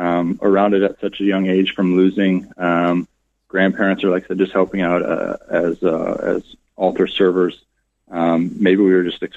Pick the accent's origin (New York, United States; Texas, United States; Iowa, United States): Iowa, United States; Algona; growing up in Algona, family friends of ours own the funeral home in Algona.